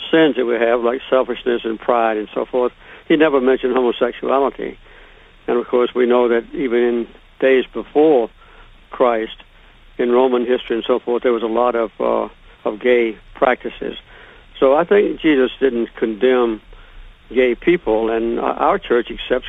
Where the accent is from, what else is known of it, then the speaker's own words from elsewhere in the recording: Deep South, United States; I grew up in the Deep South when white people considered themselves to be superior to African Americans